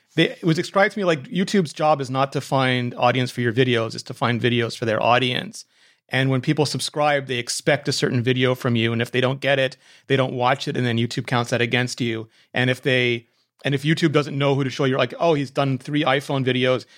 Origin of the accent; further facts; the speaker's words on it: Canada; I'm Canadian